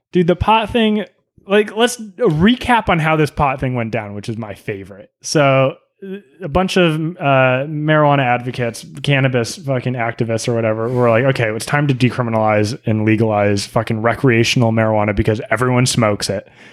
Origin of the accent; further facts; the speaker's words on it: New England, United States; We're from New England